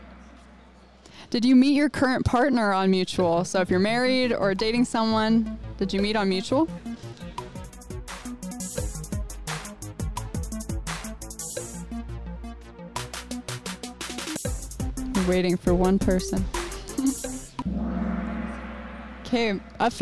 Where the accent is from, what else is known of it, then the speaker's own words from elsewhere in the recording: Missouri, United States; moved away as an adult; now in Rexburg, United States; I grew up in Missouri